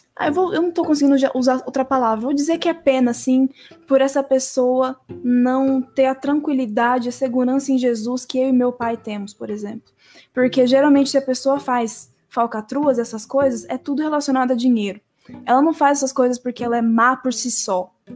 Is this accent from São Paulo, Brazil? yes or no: yes; Presidente Bernardes, São Paulo, Brazil; born or raised there; moved away as an adult; now in Presidente Prudente, Brazil